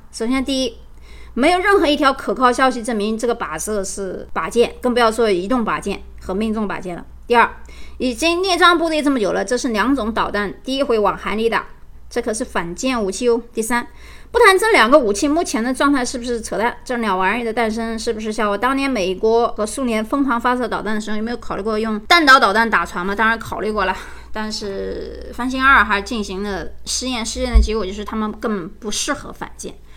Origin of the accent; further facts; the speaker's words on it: China; now in United States; 我们中国人